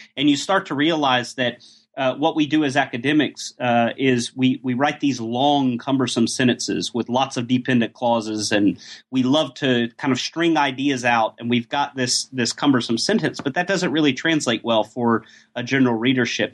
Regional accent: Atlanta, Georgia, United States; moved away as an adult; also born or lived in Oxford, United Kingdom; now in Göttingen, Germany; Georgia's my hometown, by the way, Atlanta, um, Atlanta, Georgia.

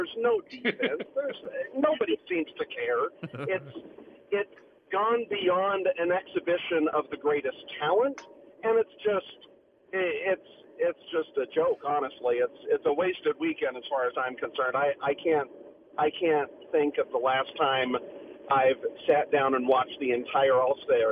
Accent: Bay Area, California, United States; now in Utah, United States; I'm a transplant from California. I grew up driving in the Bay Area in California

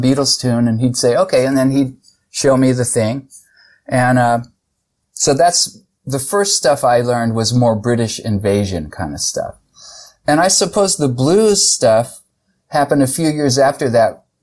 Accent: San Jose, California, United States; I grew up in San Jose, California

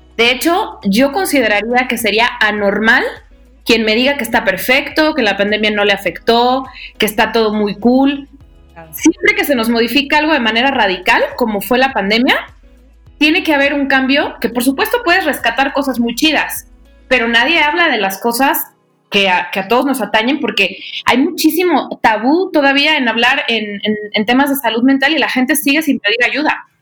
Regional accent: Guadalajara, Jalisco, Mexico; now in Mexico City, Mexico; las dos somos, somos tapatías y vivimos en la Ciudad de México

